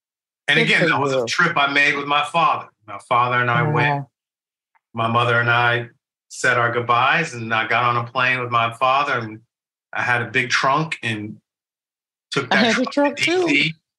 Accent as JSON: {"language": "English", "town": "Denver", "region": "Colorado", "country": "United States", "tie": "born or raised there", "said": "I'm from Denver, Colorado."}